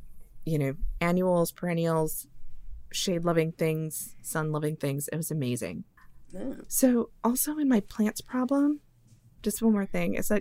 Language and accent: English; outside of Chicago, Illinois, United States; now in Southern United States; lilacs that I grew up with outside of Chicago